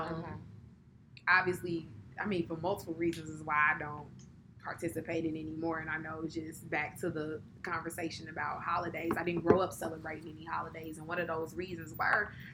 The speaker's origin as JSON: {"language": "English", "region": "the South", "country": "United States", "said": "I'm from the South."}